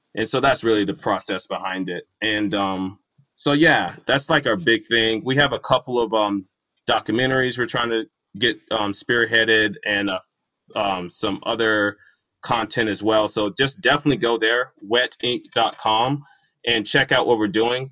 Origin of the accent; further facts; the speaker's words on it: Irving, Texas, United States; we grew up in Irving, there's a group of my friends that I made there